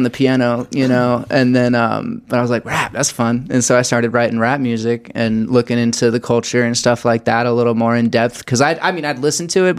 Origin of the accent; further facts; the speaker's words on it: Colorado, United States; also born or lived in Blue Springs, Missouri; I moved to Colorado. So I grew up here